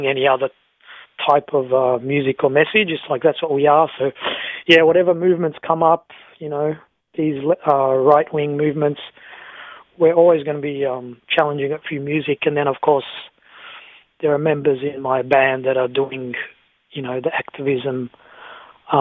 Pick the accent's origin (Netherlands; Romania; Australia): Australia; we're just an Australian group